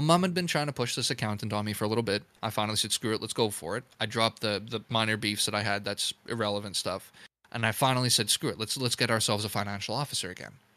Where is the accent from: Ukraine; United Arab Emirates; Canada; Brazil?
Canada; as a Canadian